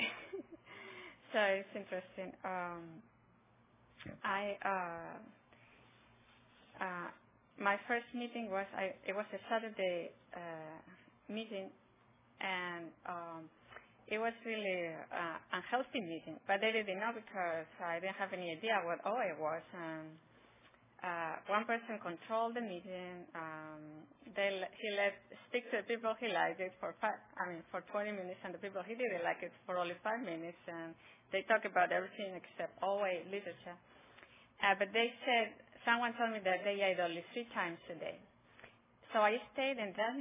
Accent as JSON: {"language": "English", "country": "Spain", "moved": "as an adult", "lives_now": "Roseville, United States", "said": "I am originally from Spain."}